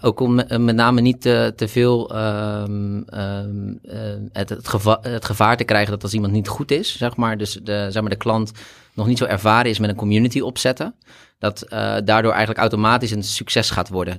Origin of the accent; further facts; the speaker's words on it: Rotterdam, South Holland, Netherlands; also born or lived in Delft; ik kom oorspronkelijk wel meer uit Rotterdam, maar heb gestudeerd in Delft